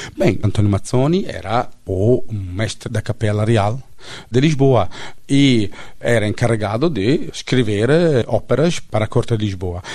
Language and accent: Portuguese; Italy; accent: Italian; Portuguese is a second language; now in Portugal; eu sou italiano